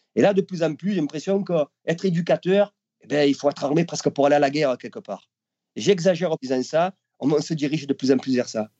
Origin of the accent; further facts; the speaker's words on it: Marseille, Provence-Alpes-Côte d'Azur, France; je suis Marseillais dans le sang